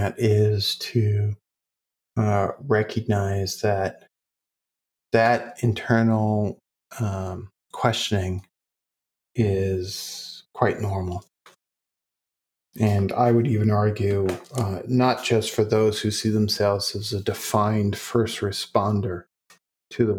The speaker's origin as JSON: {"language": "English", "town": "New York City", "region": "New York", "country": "United States", "tie": "born or raised there", "said": "I was born in Brooklyn, so Yiddish is my second tongue"}